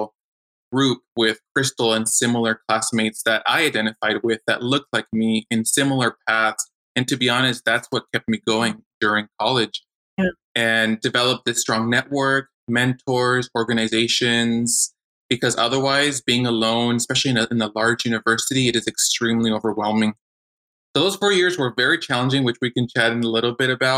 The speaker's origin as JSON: {"language": "English", "town": "Monrovia", "region": "California", "country": "United States", "tie": "born or raised there", "also_born_or_lived": "El Grullo, Jalisco, Mexico", "lives_now": "Chula Vista, United States", "said": "we grew up in Monrovia"}